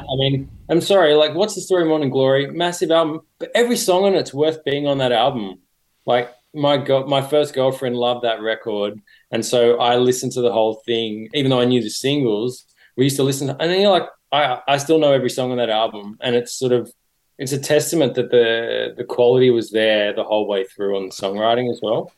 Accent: Sydney, New South Wales, Australia; I grew up in Sydney

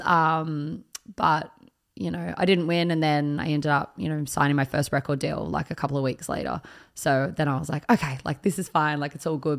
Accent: Picton, New South Wales, Australia; I grew up in Picton, which is the closest country town to Sydney

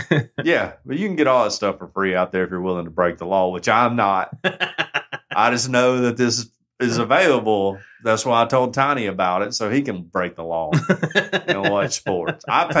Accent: United States; as an American

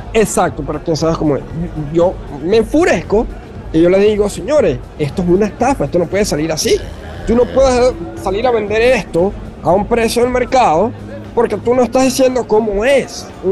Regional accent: Venezuela; como venezolano, como una persona que, he que ha amado a, mi país desde, joven

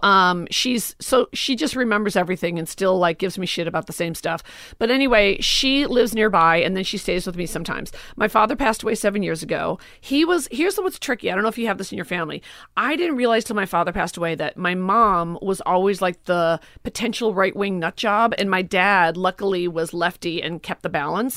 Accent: Forest Park, Illinois, United States; moved away; also born or lived in Los Angeles; I grew up in Forest Park, Oak Park, never Chicago proper

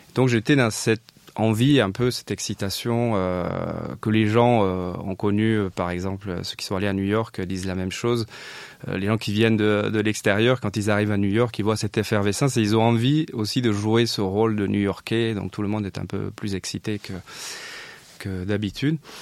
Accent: south of France, France; moved away as an adult; also born or lived in Montpellier; now in Paris, France; je venais du, sud de la France. J'avais fini mes études à Montpellier

